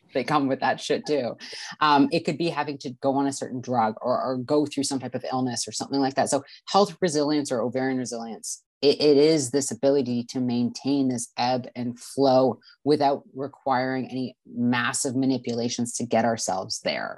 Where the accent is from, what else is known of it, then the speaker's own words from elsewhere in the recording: Canada; I'm from Canada